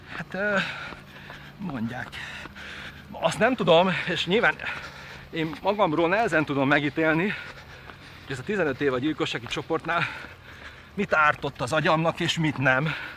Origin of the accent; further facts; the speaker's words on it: Pest, Hungary; also born or lived in Nagykáta; Ahol én felnőttem egy kis faluba